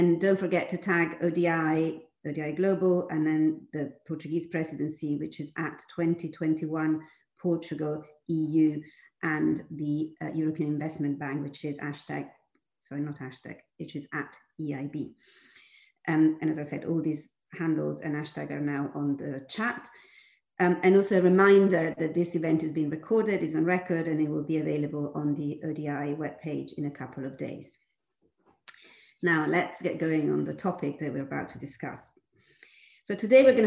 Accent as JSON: {"language": "English", "town": "Milan", "region": "Lombardy", "country": "Italy", "tie": "born or raised there", "said": "the city of Milan, that happens to be also my hometown"}